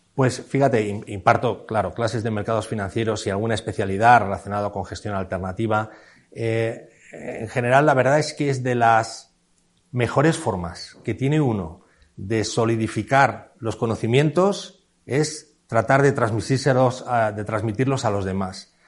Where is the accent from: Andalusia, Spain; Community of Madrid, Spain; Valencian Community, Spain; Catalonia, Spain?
Community of Madrid, Spain; Madrid; also born or lived in Segovia; yo soy de Madrid y mi, toda mi familia es de Madrid